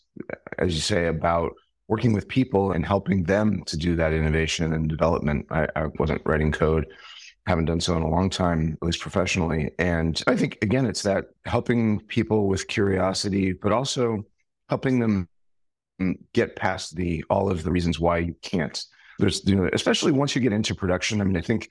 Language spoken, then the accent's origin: English; New York City, New York, United States; I'm originally from New York City